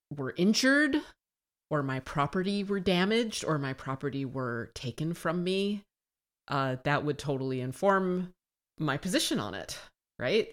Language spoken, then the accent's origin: English; United States; born and raised in the United States